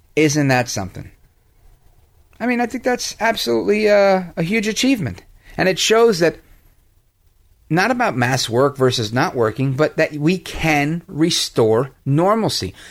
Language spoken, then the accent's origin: English; United States; I'm an American